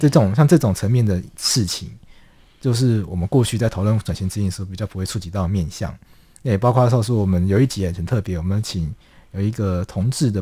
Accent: Taiwan; 我们台湾人民

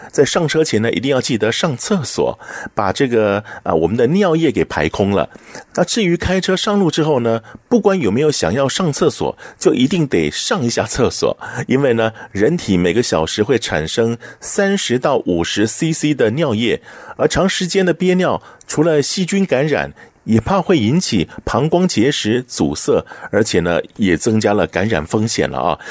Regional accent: Taiwan; 我们台湾这边

